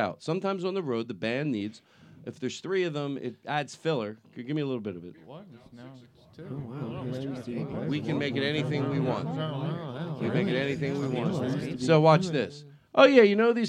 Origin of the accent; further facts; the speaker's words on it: United States; moved away; the bridges I grew up with. I mention the Tacony Pomara Bridge